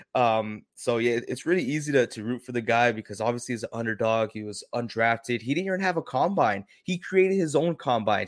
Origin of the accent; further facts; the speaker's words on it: San Antonio, Texas, United States; I'm from the San Antonio area here in Texas